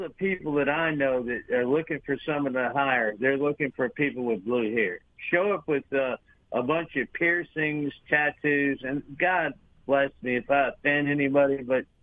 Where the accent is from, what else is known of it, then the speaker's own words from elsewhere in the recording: Connecticut, United States; now in Mississippi, United States; I've been doing this stuff since I came down here from Connecticut. I went to four years of trade school